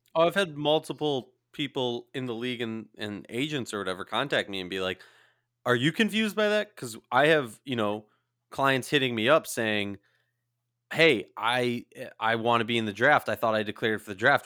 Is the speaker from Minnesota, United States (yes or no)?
yes; St. Louis Park, Minnesota, United States; I'm from Saint Louis Park, Minnesota.